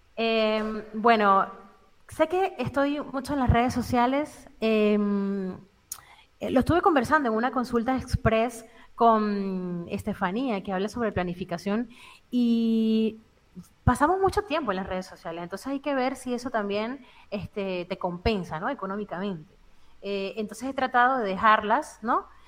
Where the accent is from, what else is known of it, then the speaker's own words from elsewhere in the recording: Venezuela; moved away as an adult; now in Spain; nací en Venezuela, em, tengo siete años fuera del país